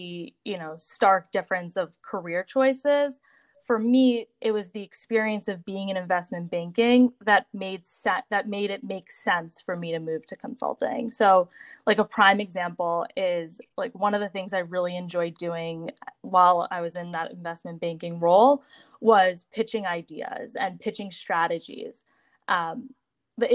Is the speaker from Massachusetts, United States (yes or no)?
yes; Boston, Massachusetts, United States; I grew up in Boston, right in the suburbs